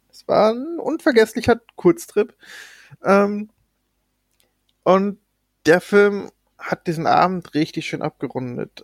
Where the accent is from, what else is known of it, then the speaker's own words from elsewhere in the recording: Germany; Bei uns in Deutschland